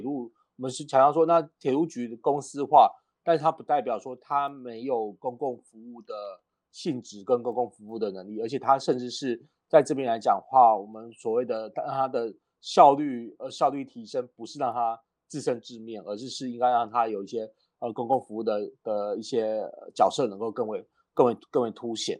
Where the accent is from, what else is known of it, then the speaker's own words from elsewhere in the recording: Kaohsiung, Taiwan; 因为我是高雄人嘛